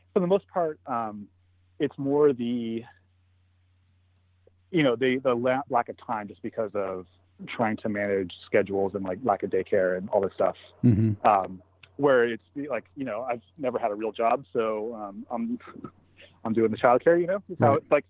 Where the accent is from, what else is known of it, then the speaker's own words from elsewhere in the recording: Joshua Tree, California, United States; I grew up in Joshua Tree.